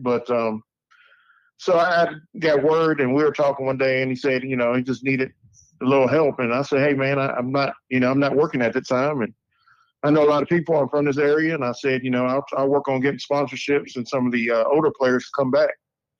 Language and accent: English; Fairmont, West Virginia, United States; also born or lived in Morgantown, West Virginia; I was born in Fairmont, West Virginia.